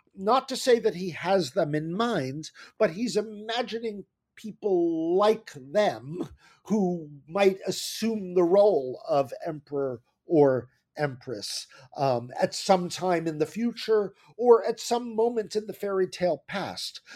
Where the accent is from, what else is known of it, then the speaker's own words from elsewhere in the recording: New Jersey, United States; now in New York City, United States; my parents moved to New Jersey when I was very young